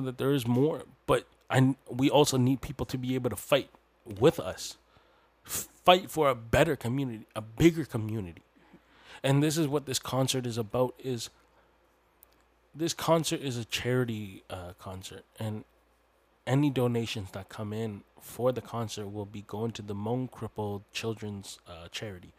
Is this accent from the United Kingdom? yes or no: no; Canada; I'm Hmong Canadian, but my people are from the mountainous regions of Laos and Thailand